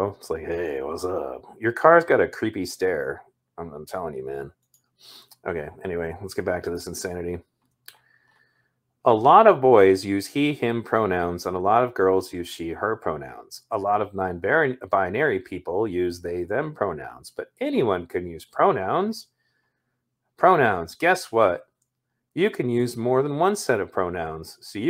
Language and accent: English; Ireland; because I kind of studied a bit about, like, Celtic mythology when I was younger, because I'm Irish.